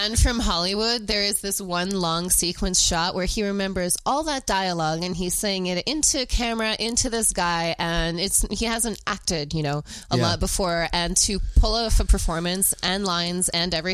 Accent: Vancouver, British Columbia, Canada; growing up in Vancouver, it's such an international place

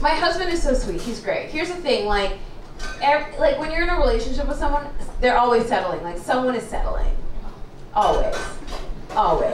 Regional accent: Canada; also born or lived in Kenya; I grew up in Canada. That's why I sound white.

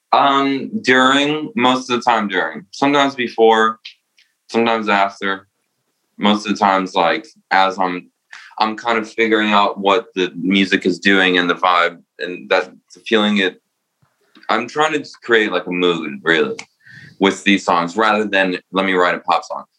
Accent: New Jersey, United States; also born or lived in Romania; now in New York, United States; I was born in Romania and I moved to Jersey

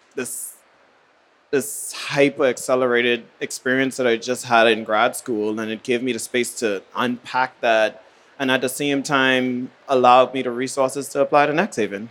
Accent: Bahamas; also born or lived in New Haven; now in New York, United States; My very first residency I did was actually in the Bahamas, my hometown

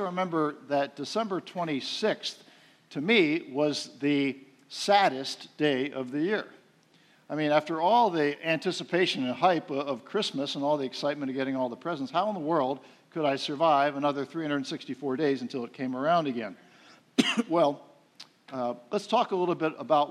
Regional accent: outside of Philadelphia, Pennsylvania, United States; moved away; I grew up outside of Philadelphia, the city of brotherly shove, I called it

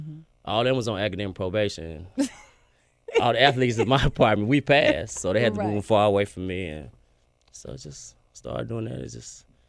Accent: Fairley, Tennessee, United States; moved away as an adult; also born or lived in Kansas / Jackson / Houston, Texas; now in Memphis, United States; I'm from Fairley. I moved to Kansas and Jackson playing baseball and eventually played ball at Texas Southern in Houston. Stayed down there 16 years.

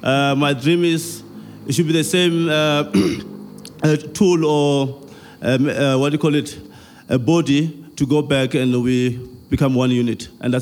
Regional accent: Tzaneen, Limpopo, South Africa; I think everyone speaks Afrikaans here. So I come from Tzaneen, in a farm. I was born in a farm. I'm a product of farm eviction.

